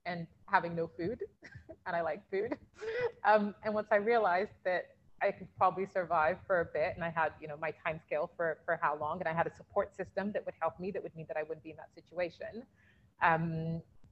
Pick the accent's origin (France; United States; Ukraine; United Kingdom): United Kingdom; I'm British Nigerian